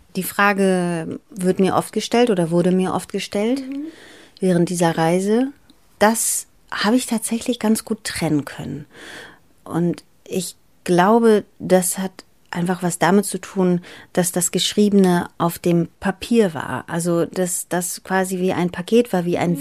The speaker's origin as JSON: {"language": "German", "region": "Bremen", "country": "Germany", "tie": "born or raised there", "also_born_or_lived": "Greece / Athens, Greece", "second_language": "German", "said": "als ich nach Deutschland kam, sind wir damals ins Bremer Viertel Hörn gezogen"}